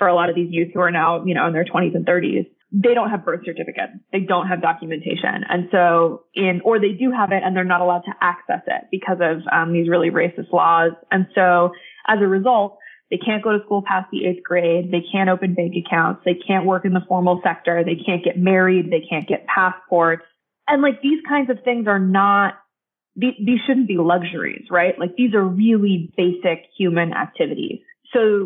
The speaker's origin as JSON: {"language": "English", "town": "Salt Lake City", "region": "Utah", "country": "United States", "tie": "born or raised there", "said": "I grew up in Salt Lake City, Utah"}